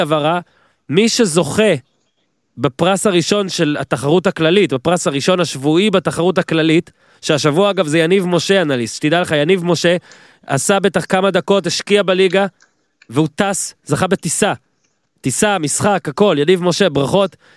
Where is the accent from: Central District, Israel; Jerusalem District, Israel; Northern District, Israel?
Northern District, Israel; now in Tel Aviv, Israel; אני מהצפון אז מותר במקור, אני גר בתל אביב מ-2006